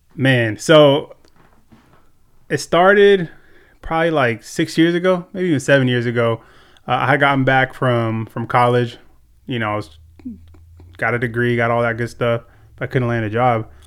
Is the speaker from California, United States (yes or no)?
yes; Ventura, California, United States; born and raised here in Ventura